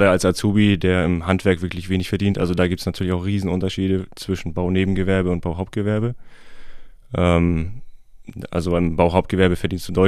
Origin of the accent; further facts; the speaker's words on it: Heikendorf, Schleswig-Holstein, Germany; ich bin 30, ich komme aus Heikendorf